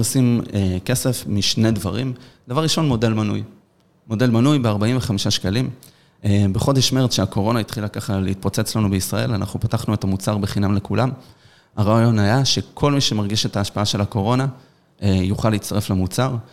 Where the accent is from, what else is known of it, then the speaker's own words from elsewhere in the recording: Petah Tikva, Central District, Israel; גדלנו בפתח תקווה, נולדנו בפתח תקווה